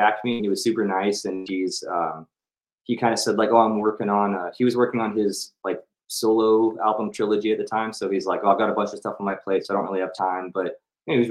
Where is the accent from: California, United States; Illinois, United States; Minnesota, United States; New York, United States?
California, United States; Bay Area; I was from the Bay Area